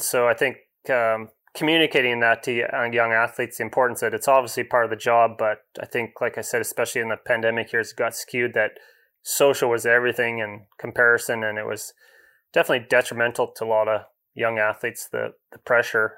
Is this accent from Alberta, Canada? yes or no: no; Comox Valley, Vancouver Island, British Columbia, Canada; also born or lived in England; growing up on Vancouver Island, grew up, um, Comox Valley kinda halfway up